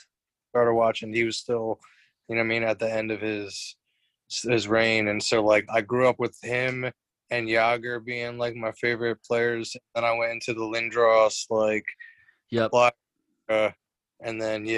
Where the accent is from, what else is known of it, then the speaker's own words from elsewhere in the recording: Lancaster County, Pennsylvania, United States; moved away as an adult; now in Bear, Delaware, United States; I actually just moved to Bear, Delaware. This is my first year living in Bear. But I was born and raised in Lancaster County, Pennsylvania